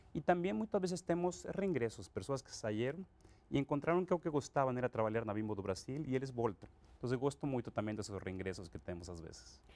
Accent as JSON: {"language": "Portuguese", "town": "Acapulco", "region": "Guerrero", "country": "Mexico", "second_language": "Portuguese", "moved": "as an adult", "lives_now": "Brazil", "said": "eu sou mexicano, eu eh, sou de Acapulco originalmente, e eu estudei lá no México"}